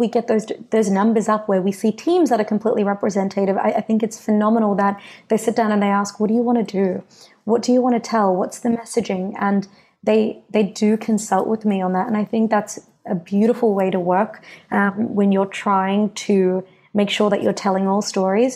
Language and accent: English; Greenvale, Victoria, Australia; I was born and raised in Greenvale